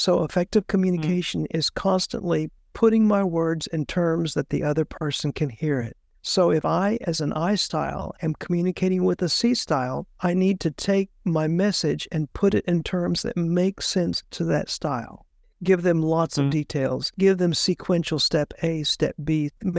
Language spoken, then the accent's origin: English; Puerto Rico; I was raised in Puerto Rico. We moved there when I was 10 years old, and they speak Spanish in Puerto Rico, and I had to very quickly learn Spanish.